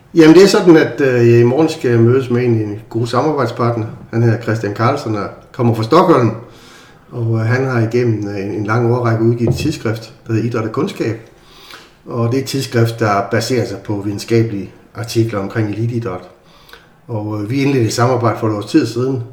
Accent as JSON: {"language": "Danish", "town": "Aarhus", "region": "Central Denmark Region", "country": "Denmark", "tie": "born or raised there", "said": "jeg er jo født og opvokset i Aarhus"}